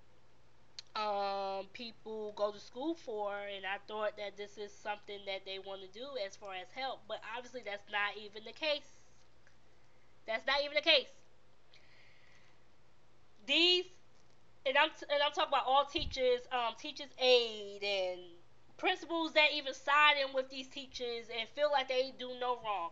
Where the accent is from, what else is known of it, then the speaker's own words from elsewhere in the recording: New York City, New York, United States; moved away; I am from Brooklyn, New York